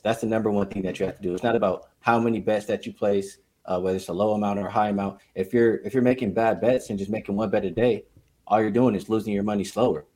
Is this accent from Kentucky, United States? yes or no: no; Los Angeles, California, United States; I'm born and raised in Los Angeles